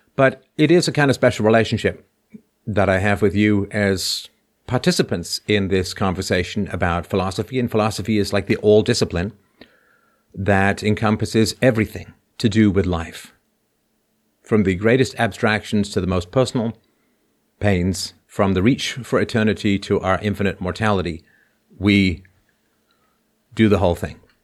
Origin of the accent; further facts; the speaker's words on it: England, United Kingdom; also born or lived in Ireland; now in Canada; I was born in Ireland, grew up in England, moved to Canada